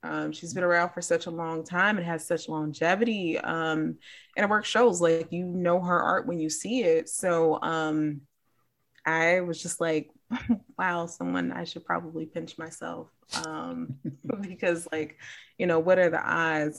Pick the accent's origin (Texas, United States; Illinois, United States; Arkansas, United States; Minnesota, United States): Illinois, United States; Chicago; I grew up in Chicago